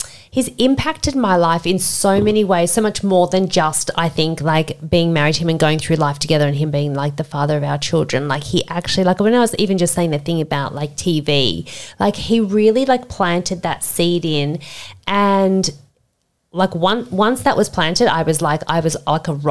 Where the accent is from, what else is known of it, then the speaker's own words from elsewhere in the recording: Sydney, New South Wales, Australia; I grew up in Castle Hill, if you know, that's basically like suburban Sydney, very middle class